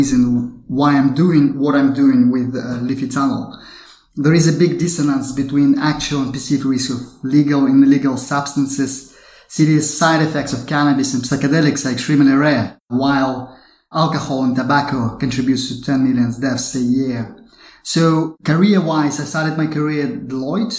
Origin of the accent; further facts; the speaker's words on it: Kazakhstan; I was born and raised in Kazakhstan.